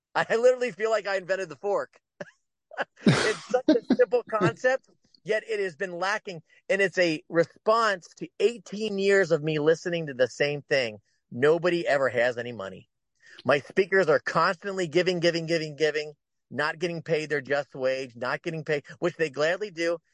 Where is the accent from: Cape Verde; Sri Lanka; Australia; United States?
United States; Cincinnati, Ohio; my hometown of Cincinnati, where I grew up